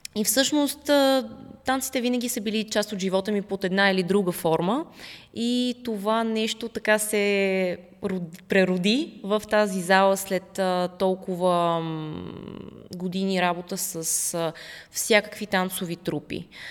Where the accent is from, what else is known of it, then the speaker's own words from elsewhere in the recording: Russia; also born or lived in Netherlands; now in Bulgaria; аз по принцип съм в, от Русия и там съм си изкарала детството